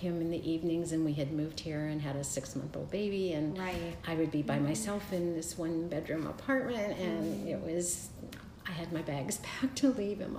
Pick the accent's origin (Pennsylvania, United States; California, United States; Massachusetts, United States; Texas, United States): Pennsylvania, United States; Pittsburgh; we're both born and raised in Pittsburgh, Pennsylvania